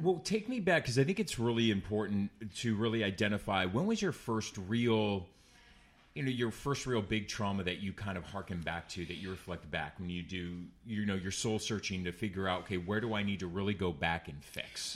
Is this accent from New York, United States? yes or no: no; Orange County, California, United States; it's my hometown